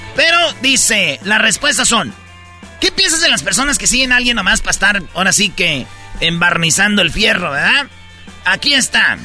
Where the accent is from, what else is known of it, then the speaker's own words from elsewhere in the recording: Jiquilpan, Michoacán, Mexico; en mi pueblo, Jiquilpan, Michoacán